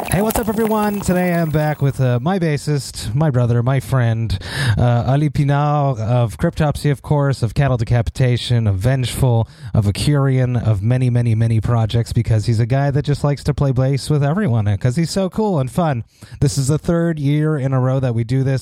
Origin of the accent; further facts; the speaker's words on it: Montreal, Quebec, Canada; my hometown of Montreal